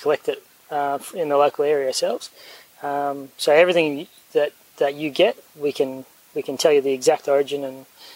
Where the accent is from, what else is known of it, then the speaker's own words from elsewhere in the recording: Bundaberg, Queensland, Australia; moved away; also born or lived in Europe; I grew up in Bundaberg